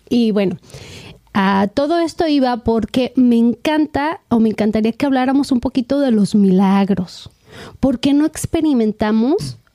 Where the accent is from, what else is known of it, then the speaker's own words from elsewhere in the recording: Mexico; Bueno, Beto y yo aquí nos, nos sentimos como venimos de México, Beto y yo nos sentimos como misioneros, ¿no?